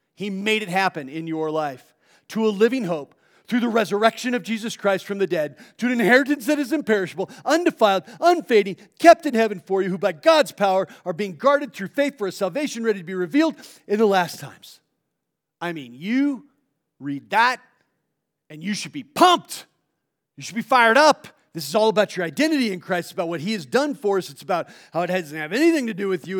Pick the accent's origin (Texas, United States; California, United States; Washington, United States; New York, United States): California, United States; South Orange County; moved away as an adult; now in Long Beach, United States; I grew up down in South Orange County. I live in Long Beach